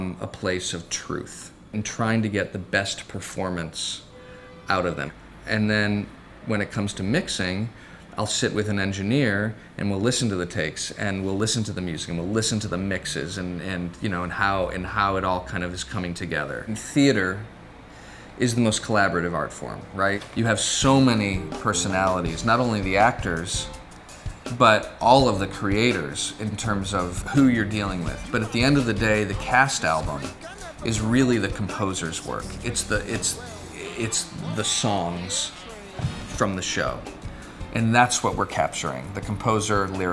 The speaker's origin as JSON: {"language": "English", "town": "St. Louis", "region": "Missouri", "country": "United States", "tie": "born or raised there", "also_born_or_lived": "Syracuse / California", "moved": "yes", "said": "I grew up in St. Louis"}